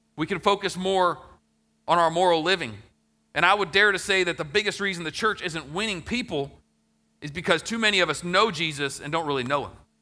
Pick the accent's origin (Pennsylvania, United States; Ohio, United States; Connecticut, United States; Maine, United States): Ohio, United States; my hometown that I grew up in, Ohio